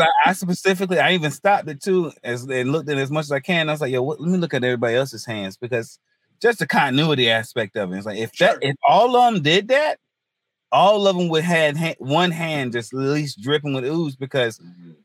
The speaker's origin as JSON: {"language": "English", "town": "Hertford", "region": "North Carolina", "country": "United States", "also_born_or_lived": "Greenville, North Carolina / Wilmington, North Carolina", "lives_now": "Raleigh, United States", "said": "I'm from North Carolina originally. Um, small town, North Carolina. It's near the um, northeast coast. It's called Hertford, North Carolina"}